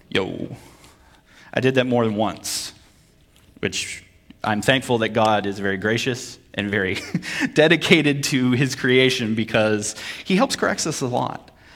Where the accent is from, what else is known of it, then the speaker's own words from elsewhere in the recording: Vermont, United States; moved away; also born or lived in Connecticut / Kentucky / Virginia / North Carolina; I'm from Vermont